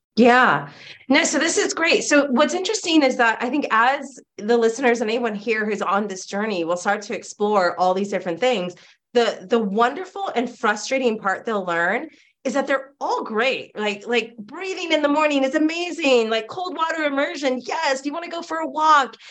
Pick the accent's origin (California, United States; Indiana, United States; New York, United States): California, United States; I grew up in California